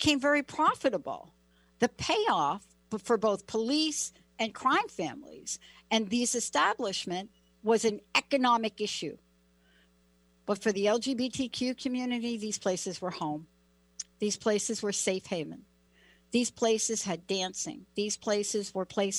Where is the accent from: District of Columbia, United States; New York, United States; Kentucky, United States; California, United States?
New York, United States; New York City; now in Washington, United States; you're living in New York City and you're growing up in New York City